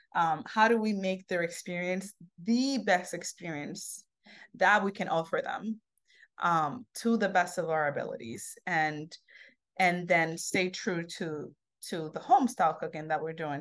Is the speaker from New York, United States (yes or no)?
yes; New York City, New York, United States; also born or lived in Santo Domingo, Dominican Republic; where I grew up here in Harlem. So when I came when I was ten years old, I moved to, um, the cusp of Harlem and, uh, Sugar Hill.